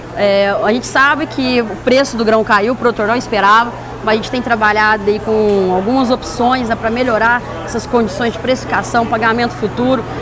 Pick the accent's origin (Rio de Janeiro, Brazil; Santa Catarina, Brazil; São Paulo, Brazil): São Paulo, Brazil; Buritizal; also born or lived in Porteirinha, Minas Gerais; Eu nasci no, no norte de Minas, cidade chamada Porteirinha, mas fui criada no interior de São Paulo, ali, Buritizal, ali em torno